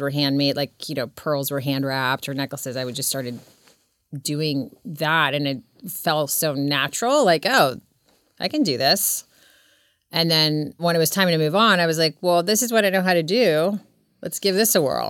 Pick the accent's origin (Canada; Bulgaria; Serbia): Serbia; now in Laguna Beach, United States; I was born in Serbia